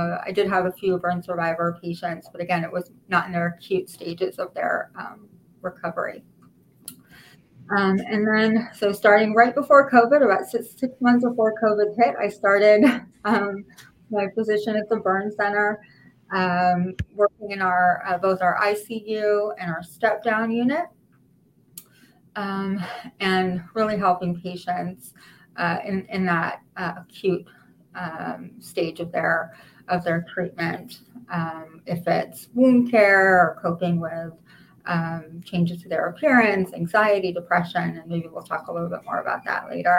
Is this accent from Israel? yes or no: yes; Israel; moved away as an adult; now in United States; I'm actually from Israel originally, and all of my training I did in Israel